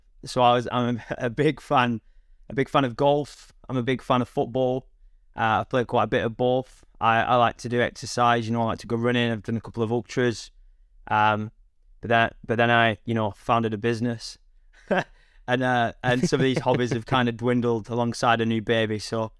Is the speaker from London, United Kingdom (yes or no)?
no; North West England, United Kingdom; now in Hartley Wintney, United Kingdom; So my accent isn't telling. I'm originally from the northwest of England, but I live in a little village in Hampshire called Hartley Whitney.